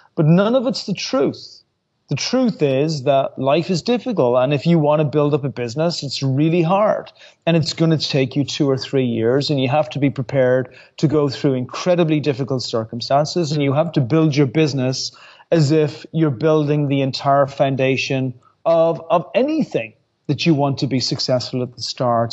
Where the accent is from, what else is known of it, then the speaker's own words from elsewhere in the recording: Ireland; I'm Irish.